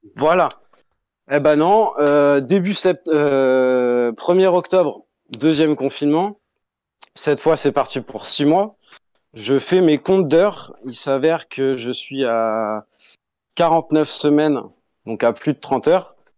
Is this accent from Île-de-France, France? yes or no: no; Tours, Centre-Val de Loire, France; moved away as an adult; also born or lived in Dubai; now in Canada; Je viens de Tours. Je viens de Tours en France.